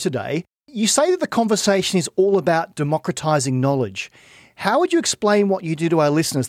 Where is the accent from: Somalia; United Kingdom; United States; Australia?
Australia; my home country, Australia.